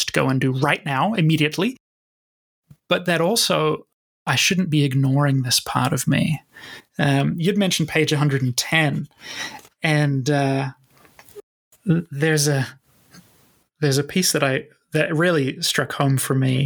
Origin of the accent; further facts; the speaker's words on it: New Zealand; the culture I grew up in New Zealand